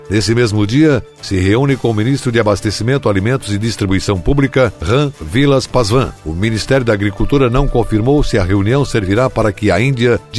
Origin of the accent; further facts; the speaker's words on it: Santa Catarina, Brazil; Como catarinense, acompanho há décadas os anseios da população do Grande Oeste catarinense por investimentos na ampliação e melhoria da infraestrutura dessa fascinante e produtiva região.